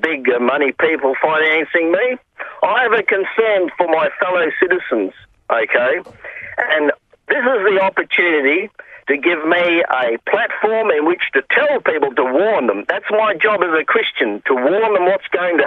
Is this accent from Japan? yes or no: no; Kalgoorlie, Western Australia, Australia; also born or lived in Mount Lawley, Perth; I wasn't born in Kalgoorlie. I was born in Mount Lawley, actually. But, I've been there for 47 of my 48 years.